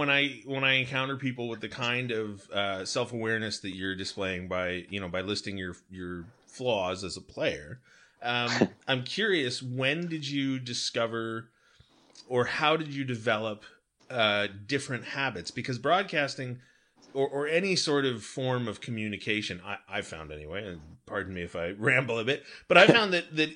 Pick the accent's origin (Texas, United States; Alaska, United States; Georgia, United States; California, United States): California, United States; Long Beach; For those of our listeners who know, I grew up in Long Beach.